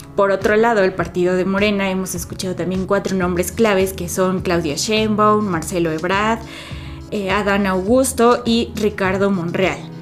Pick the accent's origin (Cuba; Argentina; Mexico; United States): Mexico; como los mexicanos le seguimos